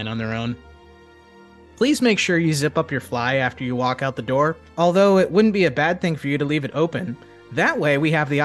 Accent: Northeast Florida, United States; I was born and raised in Northeast Florida

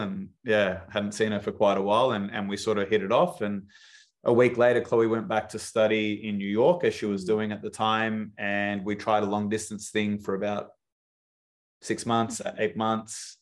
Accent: Melbourne, Victoria, Australia; I grew up in Melbourne in Australia.

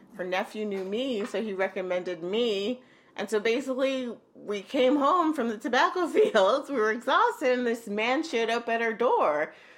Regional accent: Holyoke, Massachusetts, United States; also born or lived in Arecibo, Puerto Rico / New York City; I must have been around two years old, and we moved to Holyoke, Massachusetts

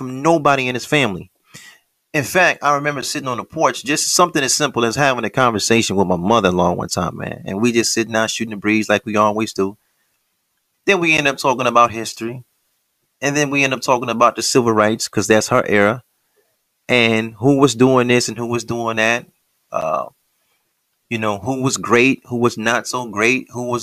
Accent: United States; We're taught as American Negroes

